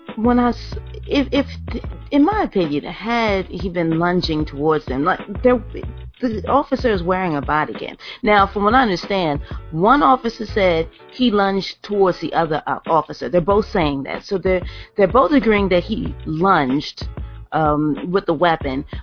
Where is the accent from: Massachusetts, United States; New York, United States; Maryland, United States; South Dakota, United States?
Maryland, United States; Baltimore; I'm from Baltimore, so it's not like I feel estranged to the neighborhood. Like this is my community I'm policing